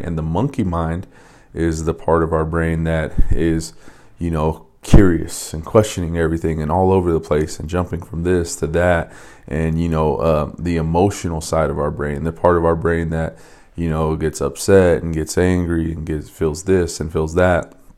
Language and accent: English; Las Vegas, Nevada, United States; when I was in high school, I grew up in Vegas